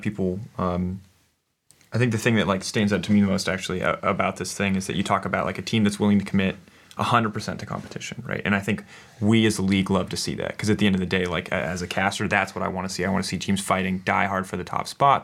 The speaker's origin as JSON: {"language": "English", "country": "United States", "tie": "born or raised there", "said": "as an American growing up"}